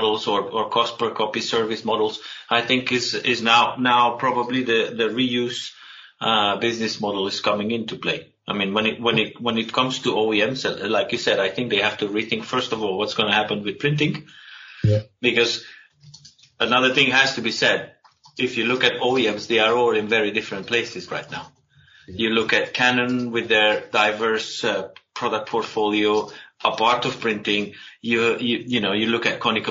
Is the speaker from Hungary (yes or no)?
yes; Hungary; I'm from Hungary, and my uncle was Mr. Flicker.